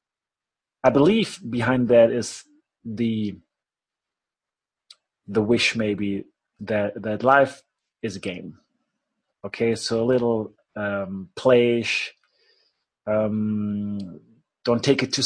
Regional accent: Germany

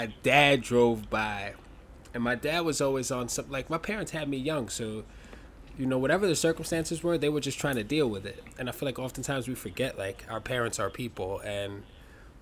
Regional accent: New York City, New York, United States; I grew up in Bronxdale Projects my whole life

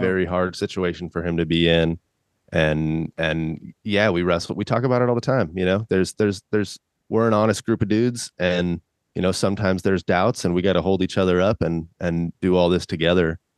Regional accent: California, United States; I'm from California

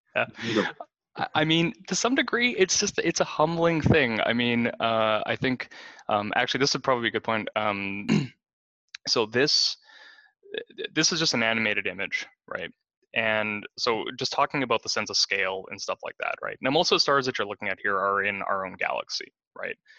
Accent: Kenora, Ontario, Canada; I grew up in Kenora, Ontario

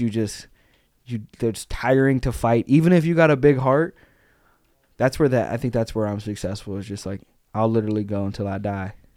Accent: Arkansas, United States; we grew up in Arkansas

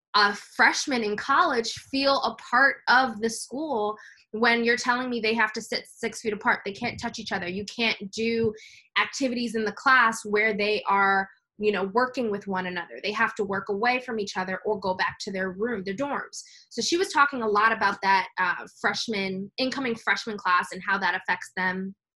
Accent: New York City, New York, United States; I'm from New York City

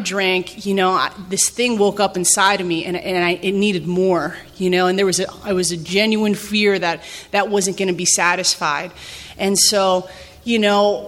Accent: New Jersey, United States; now in Kensington, MD, United States; I grew up in Jersey

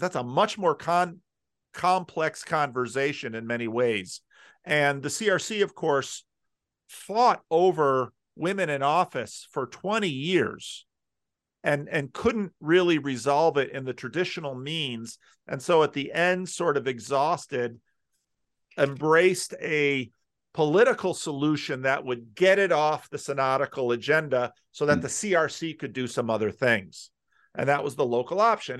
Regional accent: New Jersey, United States; also born or lived in Patterson; now in Sacramento, United States; I grew up in North Jersey, which was one of those more urban Christian Reformed church centers

